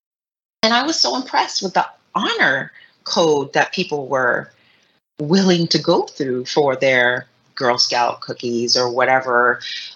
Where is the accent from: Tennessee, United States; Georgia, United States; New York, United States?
New York, United States; New York City; as a New Yorker, born and raised New Yorker